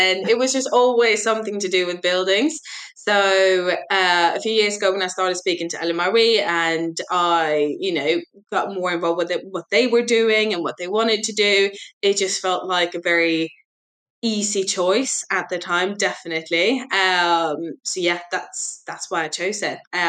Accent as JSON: {"language": "English", "town": "Glasgow", "region": "Scotland", "country": "United Kingdom", "lives_now": "London, United Kingdom", "said": "bachelor degree in business and finance up in Glasgow, hence the mixed accent. Sometimes my team thinks I am Irish. I have actually never been to Ireland, but it is from absolutely everywhere."}